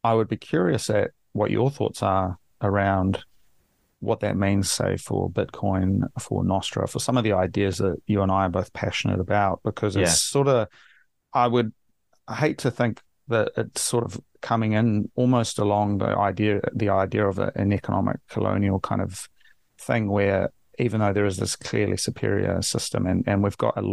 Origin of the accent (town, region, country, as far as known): New Zealand